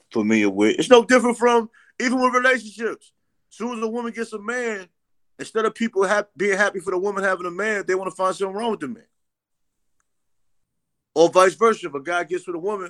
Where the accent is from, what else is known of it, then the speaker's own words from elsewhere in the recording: New York City, New York, United States; I'm from Queens.